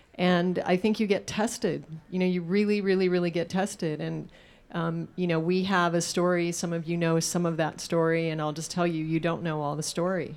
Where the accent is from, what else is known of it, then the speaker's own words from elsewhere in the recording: Alaska, United States; I was raised in Alaska on hunted meat. So I grew up on moose tacos